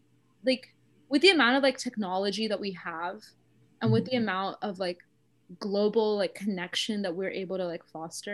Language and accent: English; South India, India; I'm South Indian and like we celebrate Navratri with Golu